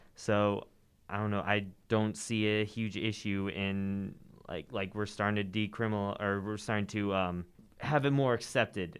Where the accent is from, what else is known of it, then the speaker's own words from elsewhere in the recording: Johnson County, Kansas, United States; I grew up in Johnson County